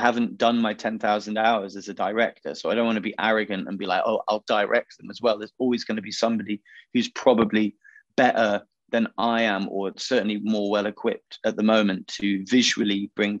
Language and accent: English; Macclesfield, North West England, United Kingdom; also born or lived in Wilmslow; So we're from Macclesfield. So that's where … are from. You know, we grew up around their kids and their history